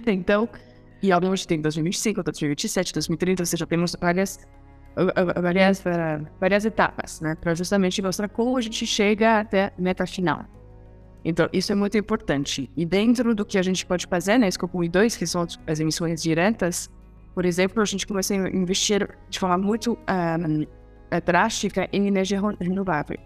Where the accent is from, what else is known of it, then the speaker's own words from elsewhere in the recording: France; Portuguese is a second language; moved away as an adult; also born or lived in Chile / India; now in Brazil; eu sou francesa